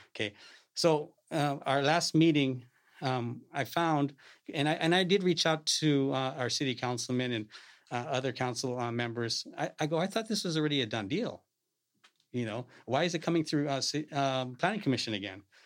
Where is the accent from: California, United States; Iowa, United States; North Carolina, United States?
California, United States; Salinas; I'm a lifelong resident here in Salinas, born and raised